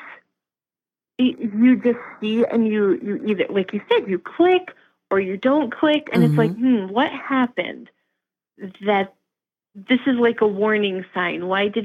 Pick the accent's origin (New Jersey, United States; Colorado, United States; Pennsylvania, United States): Pennsylvania, United States; Lehigh Valley; now in Wisconsin, United States; I am originally from Pennsylvania. And, you know, I tell everybody, I'm from the Lehigh Valley